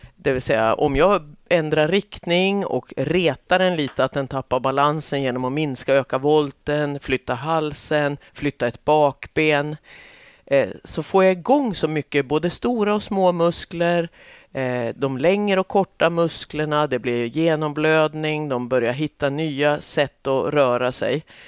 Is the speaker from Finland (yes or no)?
no; southern Norrland, Sweden; Jag är ju uppväxt i södra Norrland